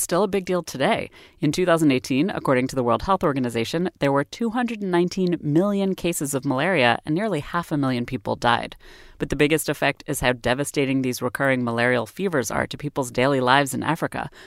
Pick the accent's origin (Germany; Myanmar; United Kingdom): United Kingdom; moved away; Kim is British, like me